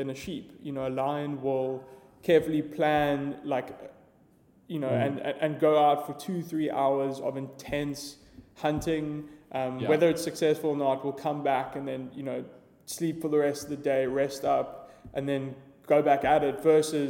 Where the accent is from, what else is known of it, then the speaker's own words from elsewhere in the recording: Johannesburg, Gauteng, South Africa; I grew up in Joburg.